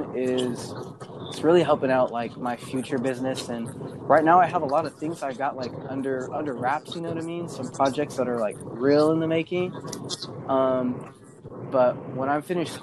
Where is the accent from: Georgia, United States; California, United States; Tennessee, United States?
California, United States; San Diego; also born or lived in Ventura / Oxnard; I'm from San Diego, and I lived out in Ventura and Oxnard for a little while.